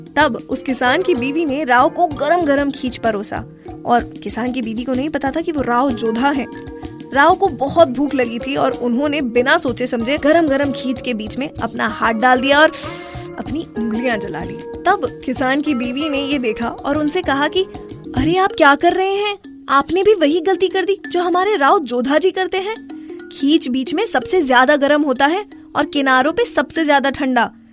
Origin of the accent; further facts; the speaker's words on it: Rajasthan, India; मैं राजस्थान से हूँ